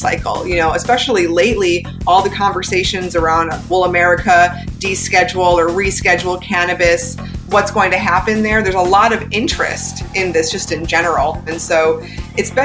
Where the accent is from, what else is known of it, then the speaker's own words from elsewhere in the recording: United States; I'm an American